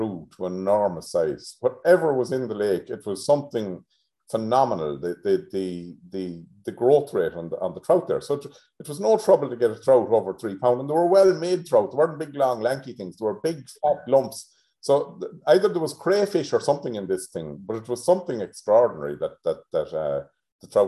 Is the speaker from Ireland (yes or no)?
yes; Tubbercurry, Connacht, Ireland; I grew up in Tubbercurry in Sligo